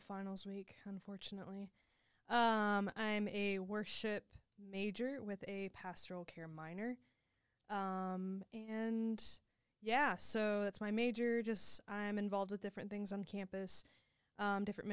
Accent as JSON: {"language": "English", "town": "Indianapolis", "region": "Indiana", "country": "United States", "said": "I'm from Indianapolis"}